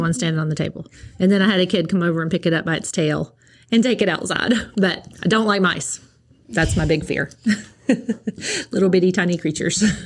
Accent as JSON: {"language": "English", "town": "New Tazewell", "region": "Tennessee", "country": "United States", "tie": "born or raised there", "lives_now": "Nashville, United States", "said": "I was born and raised in New Tazewell, Tennessee"}